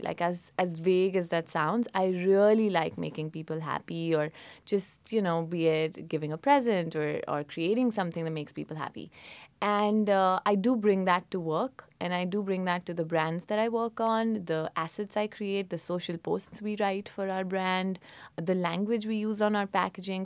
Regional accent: Mussoorie, Uttarakhand, India; moved away; I grew up in India. Uh, it's a place called Missouri

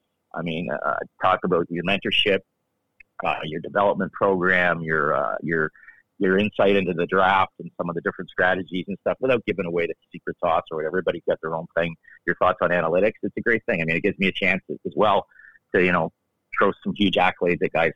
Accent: Toronto, Ontario, Canada; moved away; also born or lived in Los Angeles; when you're a kid growing up in Toronto

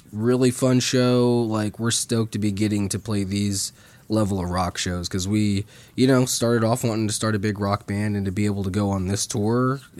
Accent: St. Joseph, Missouri, United States; Well, what's crazy is we're homeschooled from St. Joseph, Missouri.

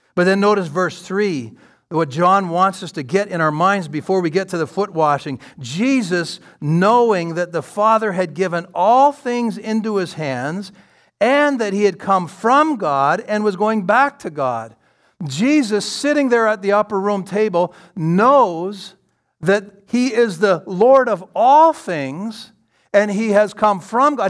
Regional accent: London, Ontario, Canada; I'm from London, Ontario

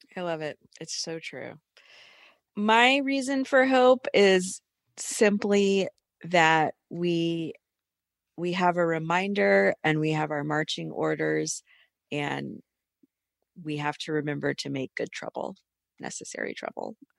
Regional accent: Atlanta, Georgia, United States; I'm from Atlanta

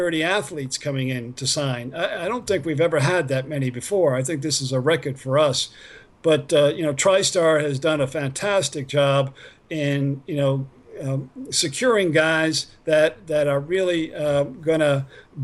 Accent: New York, United States; I'm an East Coaster. I grew up in New York

